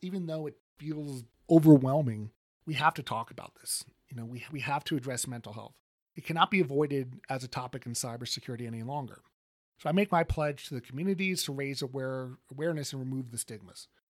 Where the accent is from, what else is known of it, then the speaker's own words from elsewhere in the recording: Colorado, United States; my home state of Colorado